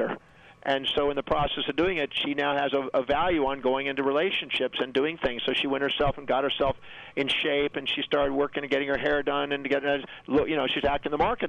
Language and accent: English; United States; I was born on Thanksgiving Day in America.